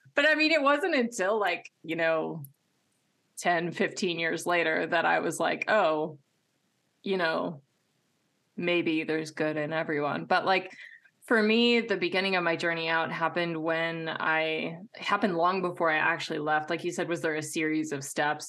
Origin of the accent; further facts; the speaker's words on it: Midwest, United States; I was raised in the Midwest